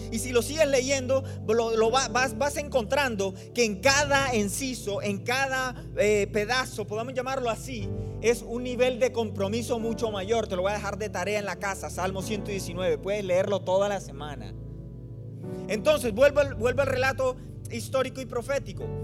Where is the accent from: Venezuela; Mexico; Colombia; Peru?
Colombia; Barranquilla, Atlántico; now in Phoenix, United States; Yo soy de Colombia, del norte de Colombia, en la ciudad de Barranquilla. Pero vivimos ahí en, Phoenix, en Arizona